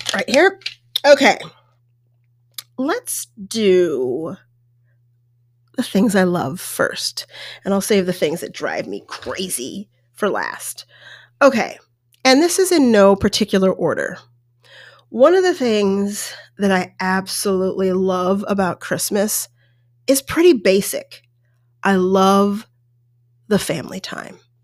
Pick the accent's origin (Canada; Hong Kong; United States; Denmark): United States; Colorado; also born or lived in New York State; I lived in New York State, and there were family members around and more sort of distant family members. But then I grew up in Colorado, and there was pretty much no one